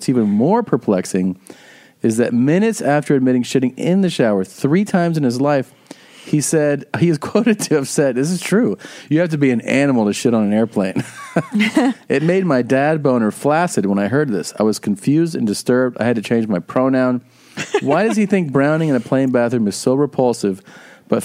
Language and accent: English; Ohio, United States; I'm from the 513, man.